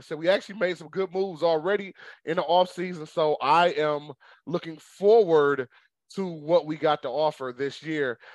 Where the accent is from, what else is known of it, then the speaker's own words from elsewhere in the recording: Michigan, United States; I'm from Michigan